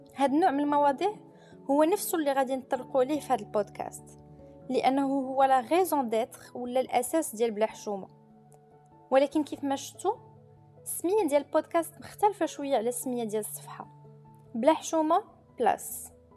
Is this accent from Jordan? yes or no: no; Morocco; كاملين كمغاربه ومغربيات